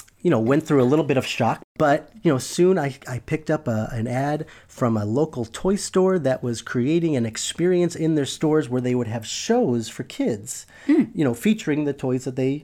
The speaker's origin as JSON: {"language": "English", "town": "Buffalo", "region": "New York", "country": "United States", "said": "I'm originally from Buffalo, New York."}